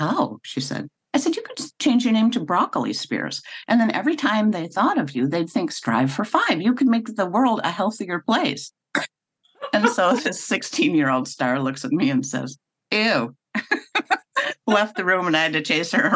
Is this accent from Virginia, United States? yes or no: no; North Tonawanda, New York, United States; also born or lived in Buffalo; well, North Tonawanda.